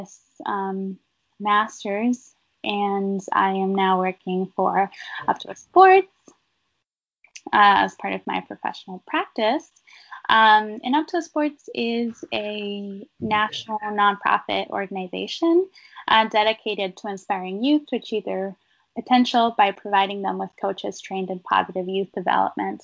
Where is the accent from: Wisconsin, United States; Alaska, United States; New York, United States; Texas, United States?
Alaska, United States; moved away; I grew up in Alaska